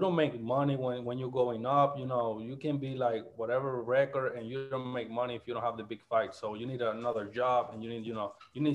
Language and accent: English; Puerto Rico; moved away as an adult; also born or lived in Memphis; I'm from Puerto Rico